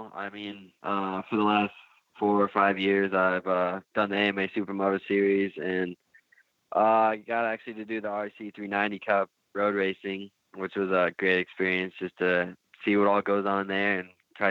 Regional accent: Sturgis, South Dakota, United States; About 5,000 to 6,000 people here. I mean, it's a small town, and you can probably get from one end to the other in abou

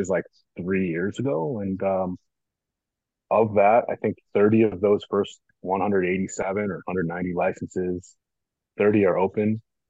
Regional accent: Northbrook, Illinois, United States; I grew up in Northbrook, which is North Shore of Chicago

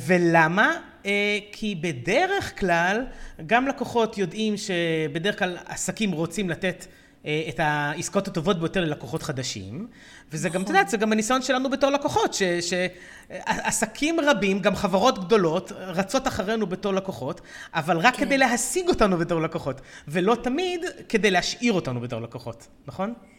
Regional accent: Israel; לנו כישראלים

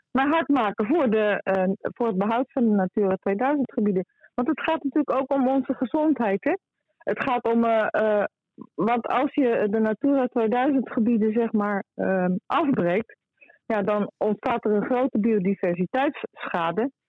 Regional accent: North Holland, Netherlands; wij als Noord-Hollanders

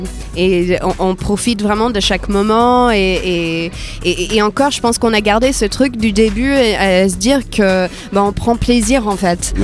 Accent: Iowa, United States; French is a second language; moved away as an adult; also born or lived in Paris, France; now in France; j'ai grandi aux États-Unis. Je suis née dans l'Iowa, au milieu des États-Unis

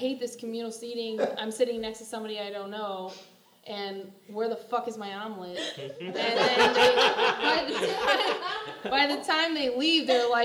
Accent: St. Louis, Missouri, United States; I grew up in South City

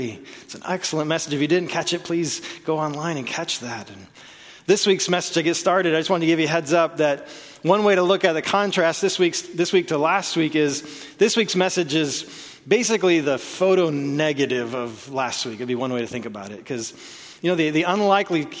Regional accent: Oklahoma, United States; I was born in Oklahoma

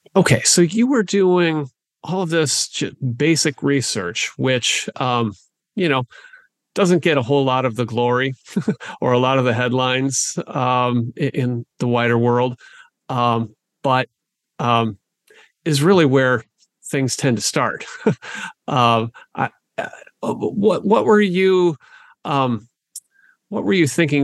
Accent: southwestern Wisconsin, United States; I'm a born and raised Wisconsinite as well, uh, although from the southwestern part of the state

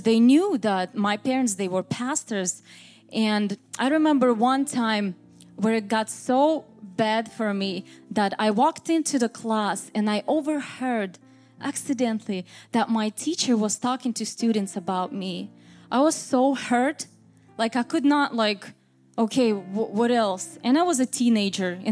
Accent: Moscow, Russia; English is a second language; moved away as an adult; also born or lived in Vancouver, Washington, United States; now in United States; I was born in Moscow, Russia, and my parents, they were pastors. I'm a PK, raised and born on a church pew

